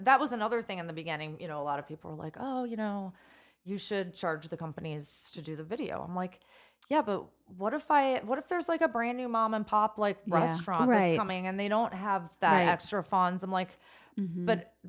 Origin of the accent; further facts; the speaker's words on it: Chicago, Illinois, United States; moved away; I'm from Chicago area yeah. originally.